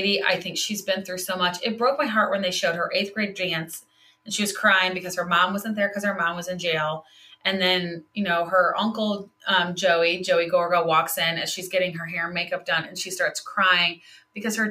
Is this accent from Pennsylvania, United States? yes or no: no; St. Louis, Missouri, United States; moved away; I was from West County, St. Louis